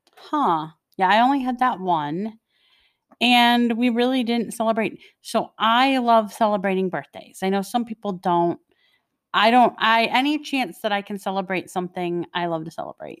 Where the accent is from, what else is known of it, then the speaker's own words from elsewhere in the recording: Detroit, Michigan, United States; I was born and raised in Detroit, Michigan